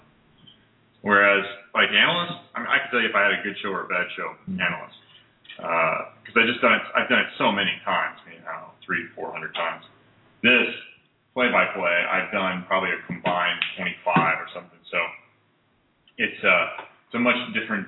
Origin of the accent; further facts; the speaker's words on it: Midwest, United States; moved away; growing up in the Midwest